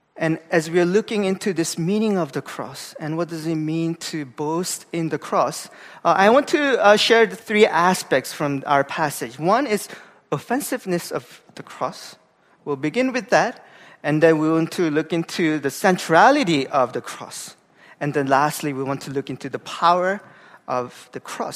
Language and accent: English; Gangwon, South Korea; moved away; I'm from Korea. Uh, I grew up in a very small town uh, in the East Coast, uh, where it's a province called like Gangwon-do